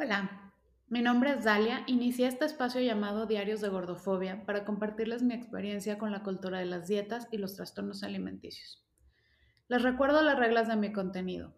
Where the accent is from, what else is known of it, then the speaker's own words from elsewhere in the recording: León, Guanajuato, Mexico; yo soy de León, Guanajuato